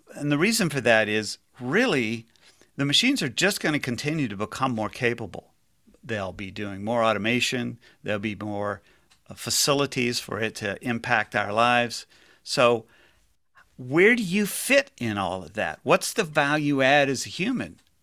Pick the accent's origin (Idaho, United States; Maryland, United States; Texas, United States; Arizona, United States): Texas, United States; Houston; I grew up in Houston